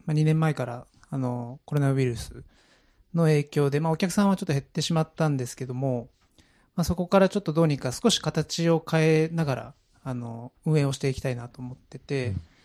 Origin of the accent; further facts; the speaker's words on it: Saitama, Japan; now in Fujiyoshida, Japan; 出身が埼玉なんですけど